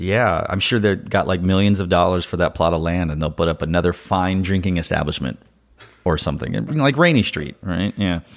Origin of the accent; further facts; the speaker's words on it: Austin, Texas, United States; I'm from Austin. I'm a native.